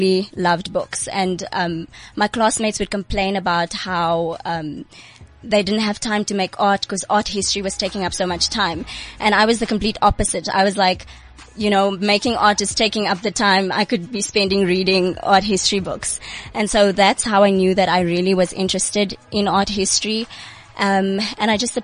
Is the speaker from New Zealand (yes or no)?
no; Bloemfontein, Free State, South Africa; I'm from Bloemfontein, so I came through this morning living in the Free State.